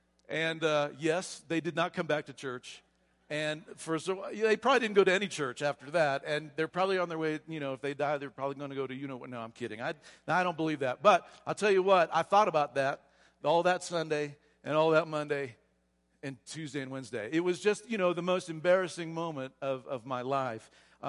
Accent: Florida, United States; But we are from South Florida, and we'll talk about that a little bit later.

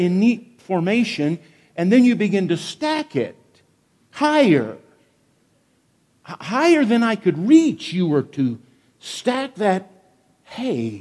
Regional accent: Wichita, Kansas, United States; I was a 14-year-old city kid growing up in Wichita, Kansas

